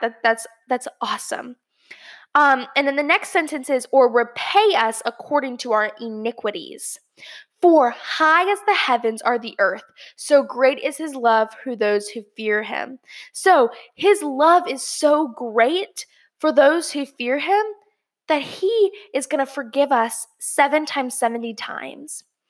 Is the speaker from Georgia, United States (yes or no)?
yes; Georgia, United States; my hometown, Georgia, uh, or home state, Georgia